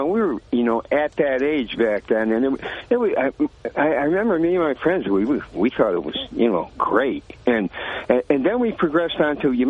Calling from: Vestal, New York, United States; from Vestal.

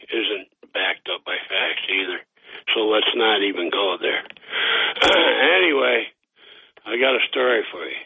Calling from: Boston, Massachusetts, United States; Dr. … from Boston.

